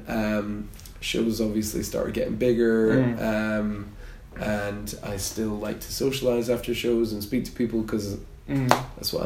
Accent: Aberdeen, Scotland, United Kingdom; I'm from Aberdeen.

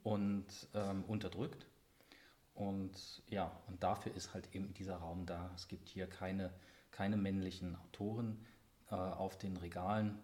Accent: Halle, Saxony-Anhalt, Germany; moved away; also born or lived in West Germany; in die Heimat gekommen bin nach Halle

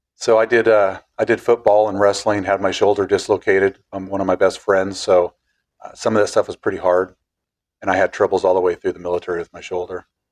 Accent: Clatskanie, Oregon, United States; Same place we're sitting at, 54 years, same driveway.

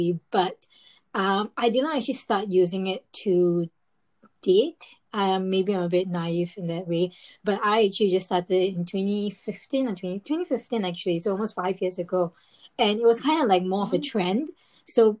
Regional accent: Singapore; moved away as an adult; now in London, United Kingdom; I'm a Singaporean and I grew up in Singapore for 20 years, but I moved to London 2 years ago.

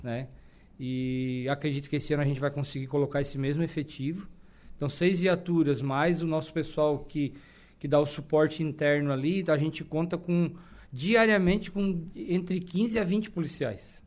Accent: Araranguá, Santa Catarina, Brazil; eu nasci e me criei em Araranguá

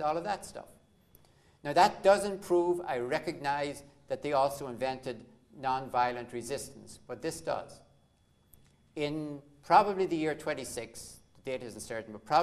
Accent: Ireland; growing up in Ireland

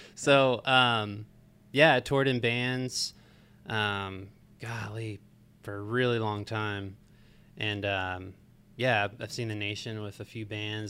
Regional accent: Marietta, Georgia, United States; I grew up in Marietta, Georgia

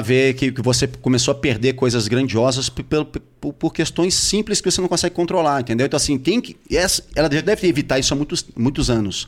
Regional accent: Rio de Janeiro, Brazil; eu sou carioca, conheço muito bem toda aquela região ali do Projac

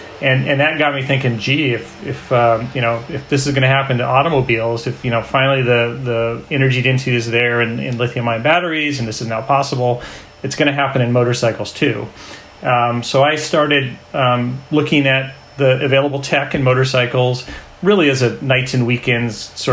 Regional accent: Bay Area, California, United States; I'm a Bay Area boy.

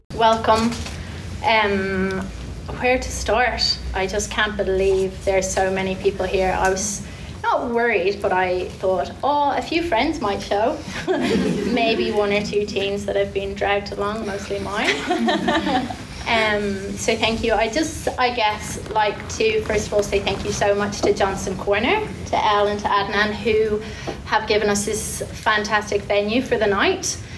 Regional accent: Ireland; moved away as an adult; now in Taranaki, New Zealand; I'm Irish. We came about six years ago, myself and my three girls and my partner Shane

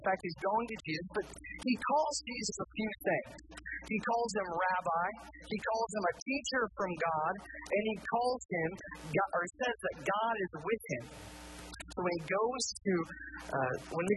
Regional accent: Indiana, United States; now in Kentucky, United States; I'm from Indiana. And being from Indiana

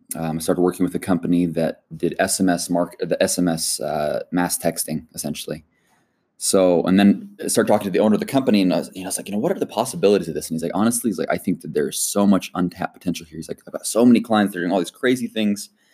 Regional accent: United States; born and raised in the United States

